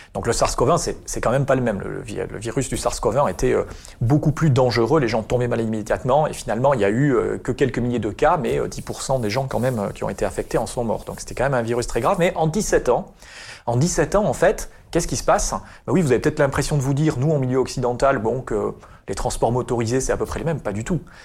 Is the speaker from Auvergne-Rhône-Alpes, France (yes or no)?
no; Basque Country, Nouvelle-Aquitaine, France; moved away as an adult; also born or lived in Paris; now in Bordeaux, France; je suis originaire du Pays Basque